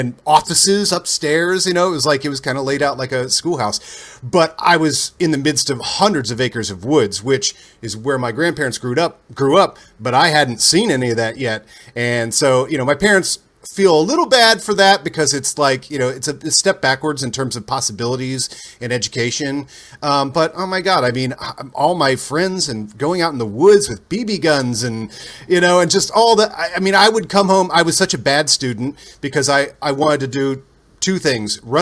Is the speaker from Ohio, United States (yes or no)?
yes; Ohio, United States; moved away as an adult; also born or lived in Dayton, Ohio / Vandalia, Ohio / Lewisburg, Ohio / Oxford, Ohio; I was born in Dayton and then lived in Dayton for a few years and then moved to Vandalia, Ohio for kindergarten and first grade